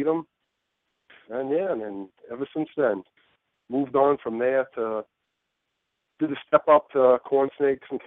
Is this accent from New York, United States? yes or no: yes; New York City, New York, United States; I grew up in Brooklyn in a high-rise apartment